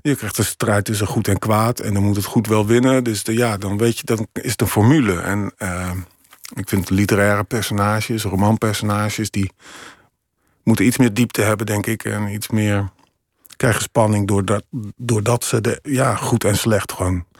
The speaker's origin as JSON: {"language": "Dutch", "town": "Emmen", "region": "Drenthe", "country": "Netherlands", "tie": "born or raised there", "moved": "yes", "said": "in mijn eigen straat in Emmen, waar ik ben opgegroeid"}